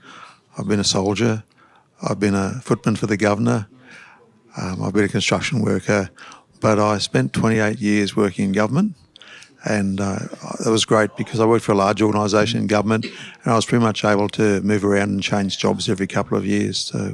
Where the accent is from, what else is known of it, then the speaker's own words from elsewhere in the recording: Queensland, Australia; also born or lived in Victoria, Australia / Dalby, Queensland; now in Brisbane, Australia; We lived in Dolby, first of all. I was born in Victoria. Then we came to Queensland, went to Dolby. Then I was probably in year seven when we came to Brisbane. Lived here most of my life.